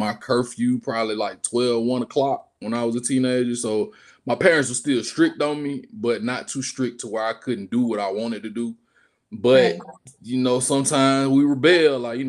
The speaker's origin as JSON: {"language": "English", "region": "Georgia", "country": "United States", "tie": "born or raised there", "also_born_or_lived": "Washington, D.C.", "said": "So, yeah, I was raised in Georgia, but I was born in D.C. Yeah, due to my father's military status."}